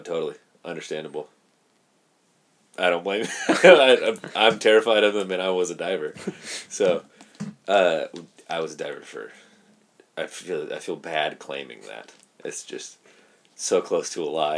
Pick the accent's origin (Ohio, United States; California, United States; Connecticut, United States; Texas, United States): California, United States; Merced; also born or lived in Planada, California; born and raised in Merced